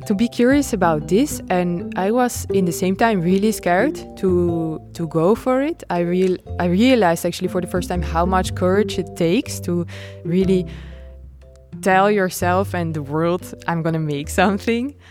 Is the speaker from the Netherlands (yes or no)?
yes; Nijmegen, Gelderland, Netherlands; moved away as an adult; also born or lived in Rotterdam / France; I'm from Holland, and I'm born in Nijmegen